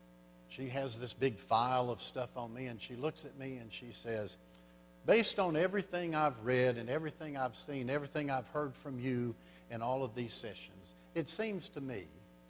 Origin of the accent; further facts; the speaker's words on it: Louisiana, United States; I came from South Louisiana up to Arlington, Texas, to a career counseling center for 3 days.